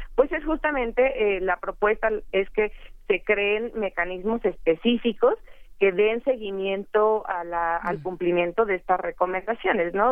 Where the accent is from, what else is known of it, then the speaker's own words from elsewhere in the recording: Mexico; como mexicanos